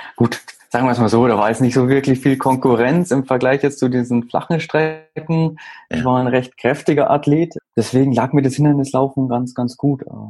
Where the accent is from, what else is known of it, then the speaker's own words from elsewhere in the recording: Garmisch-Partenkirchen, Bavaria, Germany; now in Munich, Germany; wohnen äh, tue ich im Moment in München. Ähm, geboren bin ich in Garmisch-Partenkirchen